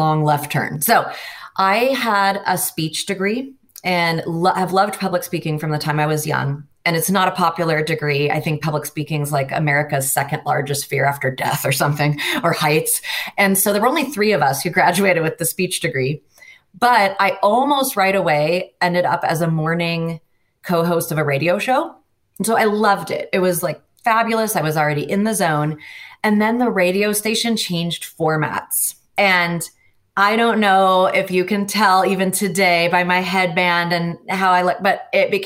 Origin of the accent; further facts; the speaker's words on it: Seattle, Washington, United States; I grew up in the Puget Sound area, Seattle area of the United States